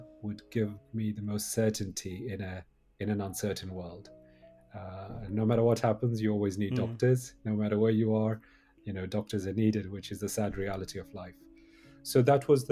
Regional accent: Jammu and Kashmir, India; I grew up in Kashmir

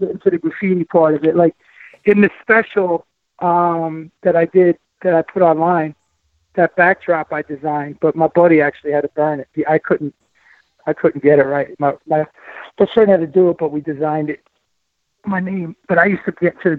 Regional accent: Passaic, New Jersey, United States; accent: Jersey; moved away; also born or lived in Paterson, New Jersey; When I grew up in New Jersey, it was, you know, right over the bridge, man. I grew up in Passaic and Patterson

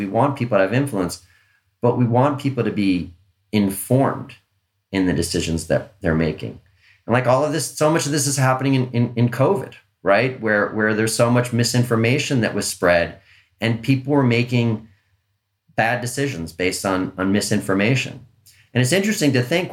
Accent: Long Island, New York, United States; when I was a kid, I grew up on Long Island

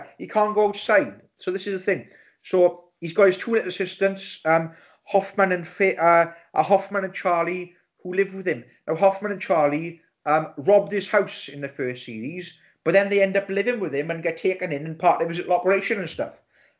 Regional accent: South Wales, United Kingdom; We are a Welsh podcast. We're all Welsh. We're all from the South Wales region.

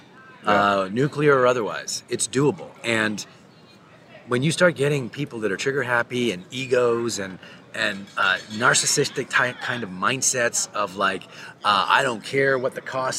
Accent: Canada; I'm a Canadian

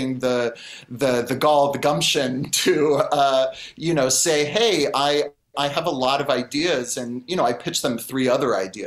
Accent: Marin County, California, United States; Marin County, which is my hometown

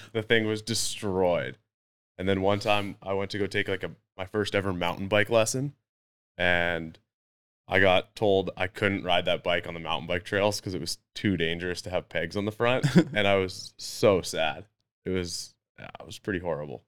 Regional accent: North Vancouver, British Columbia, Canada; never moved away, been here my whole life, and, uh, yeah, kind of a product of the environment, you know, mountain biking and ice hockey and, yeah, just the usual North Shore kid

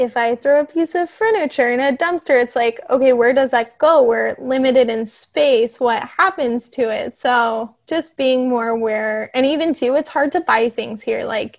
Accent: Denver, Colorado, United States; moved away as an adult; now in Oahu, United States; growing up in Colorado

